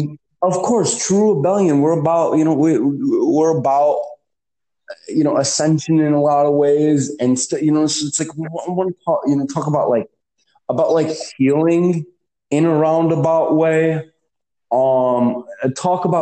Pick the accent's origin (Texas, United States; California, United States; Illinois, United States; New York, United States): Illinois, United States; Chicago; I'm from Chicago. Okay. I worked in Chicago politics